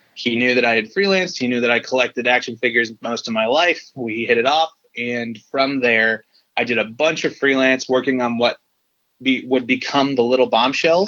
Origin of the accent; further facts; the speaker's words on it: Detroit, Michigan, United States; moved away; I was born in Detroit originally